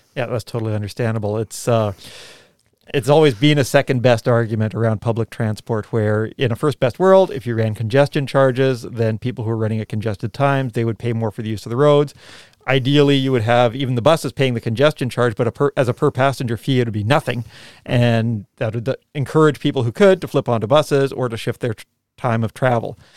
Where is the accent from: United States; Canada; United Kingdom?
Canada; now in New Zealand; when I was a kid growing up in Canada